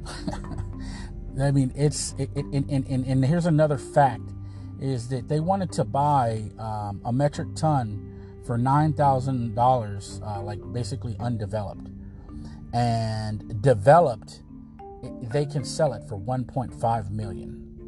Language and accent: English; United States; I am an American